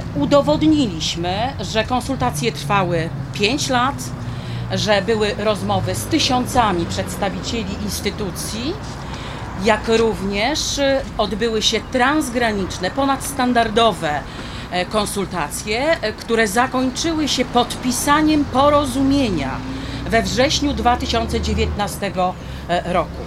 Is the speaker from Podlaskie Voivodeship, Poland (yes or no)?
no; Wałbrzych district, Lower Silesian Voivodeship, Poland; Ja pochodzę z okręgu wałbrzyskiego